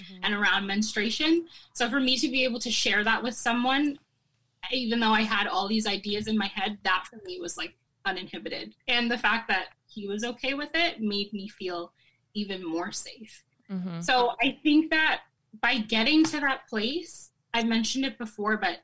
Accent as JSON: {"language": "English", "country": "Canada", "said": "I'm Caribbean Canadian. Like, my mom's from Jamaica and my dad's from Barbados"}